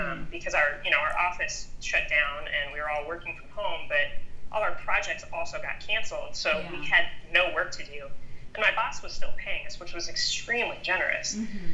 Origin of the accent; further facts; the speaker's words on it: Monument, Colorado, United States; moved away as an adult; also born or lived in San Diego, California; I found a job at a production company here in my hometown, Monument, Colorado